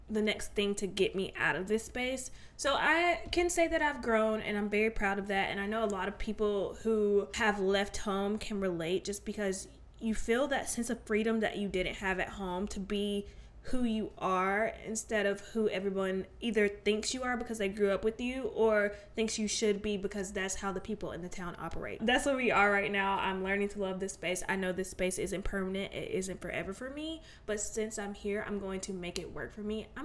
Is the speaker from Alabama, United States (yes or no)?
yes; Alabama, United States; I am from Alabama.